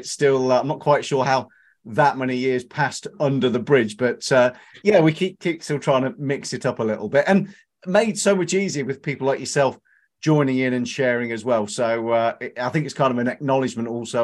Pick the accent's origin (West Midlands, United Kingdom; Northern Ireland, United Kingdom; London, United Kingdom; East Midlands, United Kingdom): East Midlands, United Kingdom; Leicestershire; growing up in Leicestershire, we had Leicester Tigers.